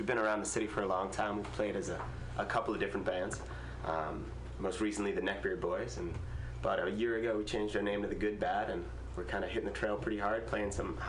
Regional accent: Massachusetts, United States; now in California, United States; I'm from Massachusetts.

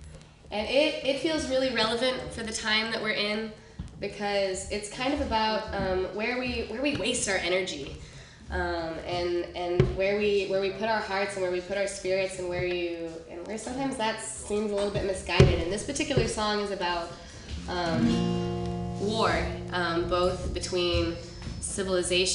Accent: West Texas, United States; I'm from West Texas

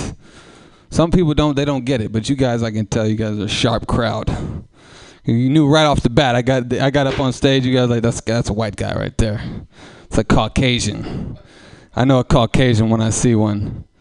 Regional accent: Oakland, California, United States; I come from East Oakland. I come from a rough bunch of folks

